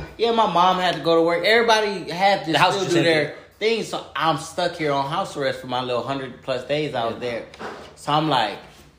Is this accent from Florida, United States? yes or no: no; California, United States; I'm from California. So my family is spread all through California. I got family in San Antonio, Austin, Vegas.